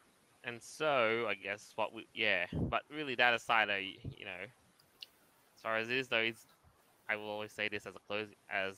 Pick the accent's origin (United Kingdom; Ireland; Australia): Australia; we down here have celebrated our national holiday. Australia Day.